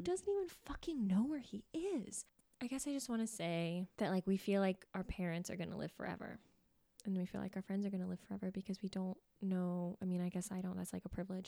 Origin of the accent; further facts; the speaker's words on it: Folsom, California, United States; I grew up in California, um, Folsom, California